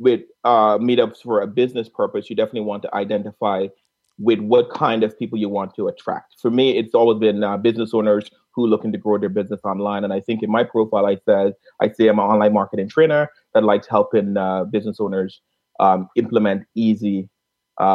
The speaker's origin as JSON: {"language": "English", "country": "Guyana", "accent": "Caribbean", "said": "I'm from a small country in South America. Called Guyana"}